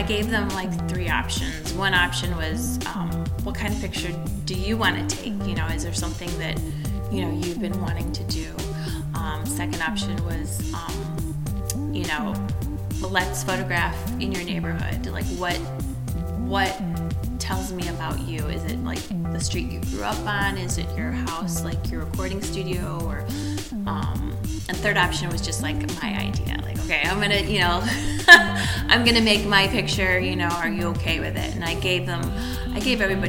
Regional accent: Mount Clemens, Michigan, United States; I grew up in Mount Clemens

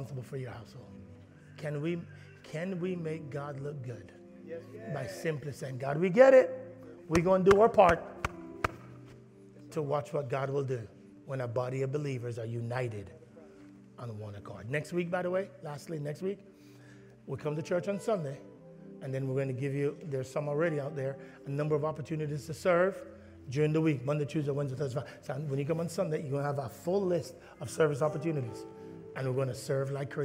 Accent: Jamaica; I'm Jamaican

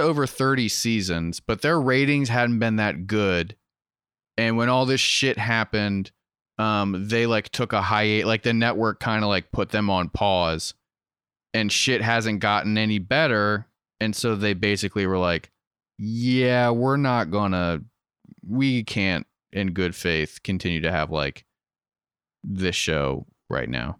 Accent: Western Maryland, United States; born and raised in Western Maryland

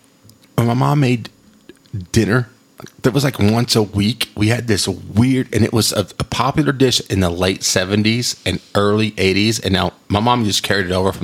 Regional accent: Texas, United States; Like, I'm from West Texas, and this is where it's from.

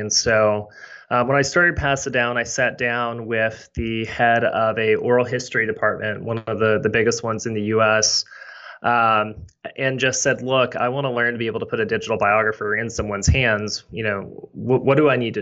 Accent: Shreveport, Louisiana, United States; So I grew up in North Louisiana, right outside of Shreveport

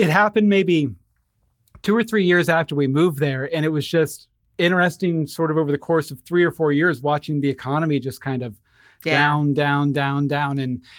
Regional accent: Wheeling, West Virginia, United States; also born or lived in Katy, Texas; the biggest chunk of time I had, which was end of middle school, high school and college, was not too far from Ohio in Wheeling, West Virginia.

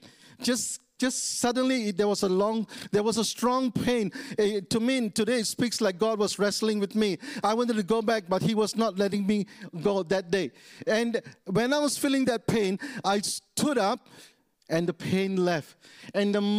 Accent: Taiping, Perak, Malaysia; moved away; also born or lived in East Malaysia; I'm from West Malaysia. I was born in a small town called Taiping. So I must become a believer in my own hometown in Taiping

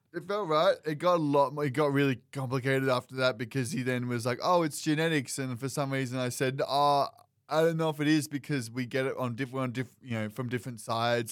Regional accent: United States; I'm Welsh and Scottish. American

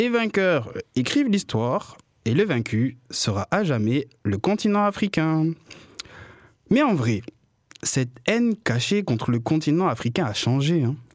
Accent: Réunion, France; born there; accent: Marseille; now in Marseille, France; je suis né sur l'île de la Réunion et j'habite à Marseille. Alors oui, euh, j'ai été obligé d'accentuer mon accent marseillais

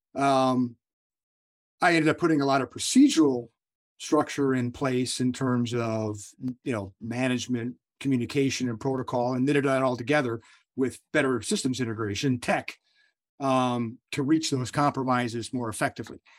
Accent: United States; I'm born and raised as an American

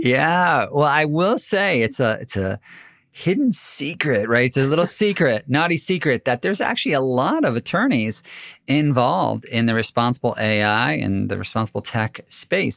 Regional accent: United States; as an American

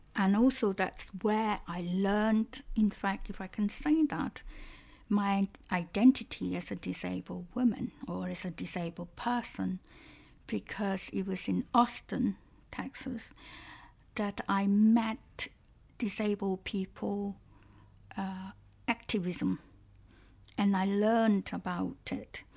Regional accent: Malaysia; first language Cantonese; English is a second language; moved away as an adult; also born or lived in Strasbourg, France; now in United Kingdom; when I was a child growing up in Malaysia

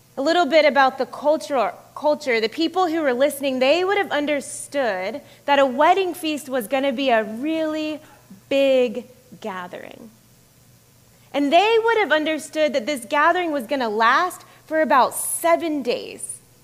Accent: the South, United States; moved away as an adult; also born or lived in Florida / Georgia / Dominican Republic / Massachusetts; now in Atlanta, United States; I grew up in Florida and Georgia for the most part. I grew up in the South, although Florida often is not considered the South here.

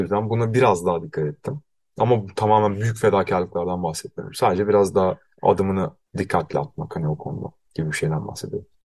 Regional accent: Bursa, Turkey; moved away; Kendi memleketime gidiyorum

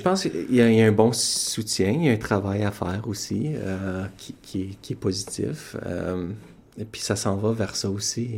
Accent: Sudbury, Ontario, Canada; je suis originaire de Sudbury, Ontario

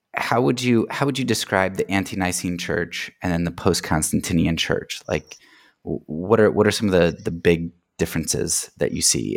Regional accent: United States; an American Christian

